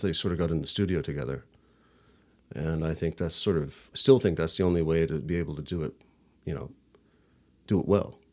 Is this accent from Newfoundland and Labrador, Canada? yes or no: yes; St. John's, Newfoundland and Labrador, Canada; I'm from, uh, Saint John's. I was born, uh, at the Grace Hospital